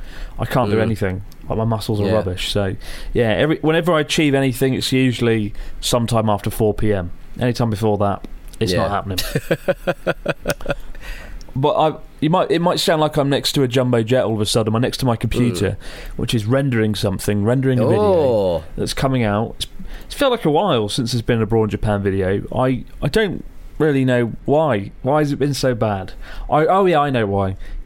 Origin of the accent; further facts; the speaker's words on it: Sweden; I'm from Sweden. My brother and I, two short, chunky dudes from Sweden, went on a proper bender in Tokyo in July